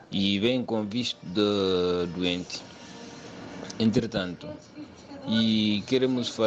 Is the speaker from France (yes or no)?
no; Mauritania; now in Portugal; eu sou de Mauritânia